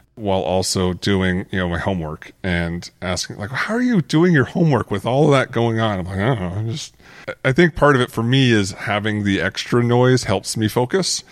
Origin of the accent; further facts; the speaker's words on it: Arizona, United States; growing up in Arizona